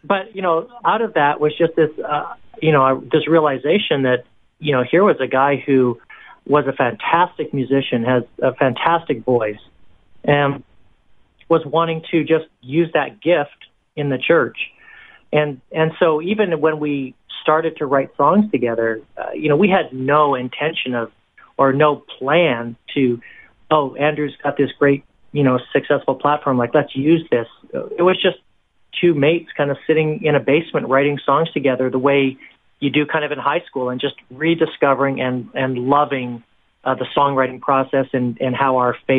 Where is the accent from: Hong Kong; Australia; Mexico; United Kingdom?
Hong Kong; also born or lived in Canada / Singapore; now in United States; Yeah, so I'm from Canada originally, and then I actually grew up in Hong Kong and Singapore. My parents were missionaries over there, so I kind of had this gypsy lifestyle.